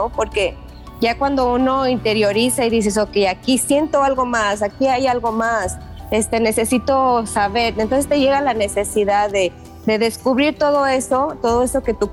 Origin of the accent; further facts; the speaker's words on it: Mexico; now in Las Vegas, United States; porque yo me vengo a Las Vegas de México y y no había en realidad muchos lugares